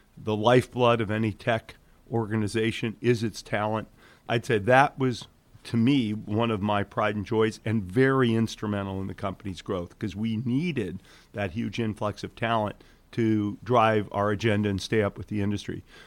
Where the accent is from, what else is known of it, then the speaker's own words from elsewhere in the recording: Detroit, Michigan, United States; also born or lived in Belgium; I grew up in Detroit. And when I was eight years old, my family moved to Belgium for three years